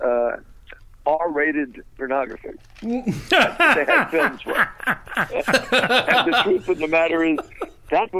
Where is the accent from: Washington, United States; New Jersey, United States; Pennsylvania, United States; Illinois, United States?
Pennsylvania, United States; Philadelphia; moved away; also born or lived in Orlando, Florida; I was originally from Philadelphia